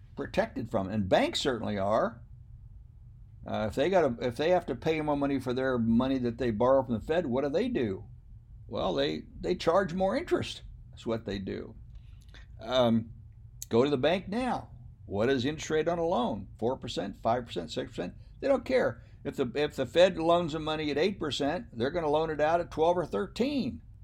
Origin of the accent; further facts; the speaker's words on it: United States; I am an American. My parents were born I believe, in Germany or Scotland or England, but I'm still an American.